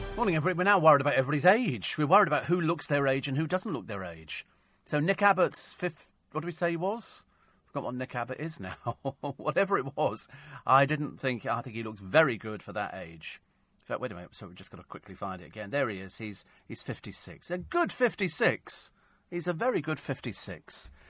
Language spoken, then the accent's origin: English; Bromley, London, United Kingdom; I was born in Bromley, although I was very young at the time.